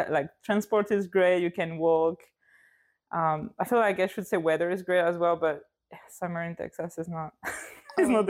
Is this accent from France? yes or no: yes; Lille, Hauts-de-France, France; now in London, United Kingdom; I uh, come from France, Lille in the north, and I live in London.